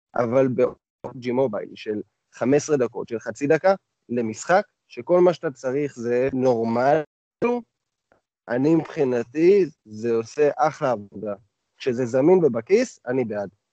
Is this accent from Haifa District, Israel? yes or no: yes; the Krayot, Haifa District, Israel; moved away; אני מהקריות במקור